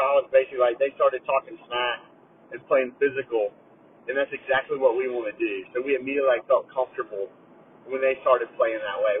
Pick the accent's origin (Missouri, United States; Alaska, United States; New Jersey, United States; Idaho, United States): New Jersey, United States; I grew up in Jersey. I'm used to this. This is how I grew up.